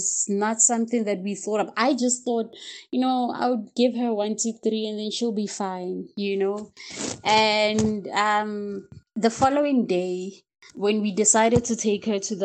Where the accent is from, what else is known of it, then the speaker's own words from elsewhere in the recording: Ga-Rankuwa, Gauteng, South Africa; I'm from Pretoria and from Garankuwa, actually, to be more specific